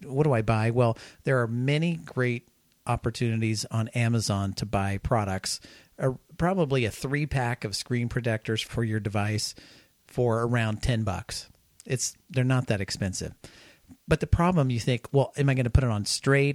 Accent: Kansas, United States; I live I grew up in Kansas

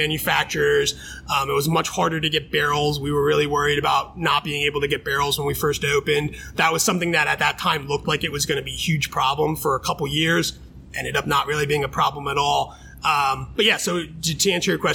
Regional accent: Allentown, Pennsylvania, United States; I'm from Allentown. I went to high school in Allentown. I was born in Allentown

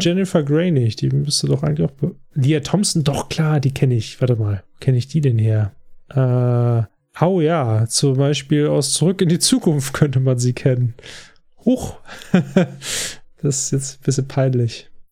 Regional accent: Germany; als Deutsche

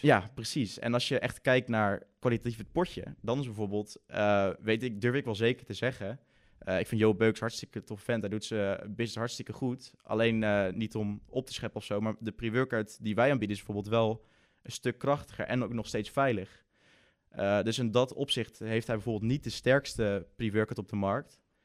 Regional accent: Breda, North Brabant, Netherlands; ik kom uit Breda.

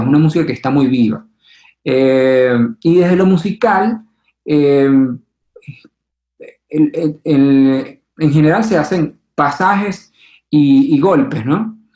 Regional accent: Venezuela; now in Colombia; Mi papá y mi mamá son colombianos. Eh, llegaron en los 70, 80 a Venezuela

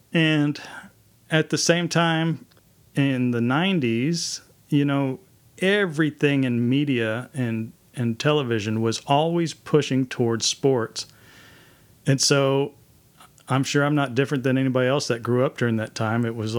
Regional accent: Mansfield, Texas, United States; That's right. Mansfield, Texas, home of the Fighting Tigers.

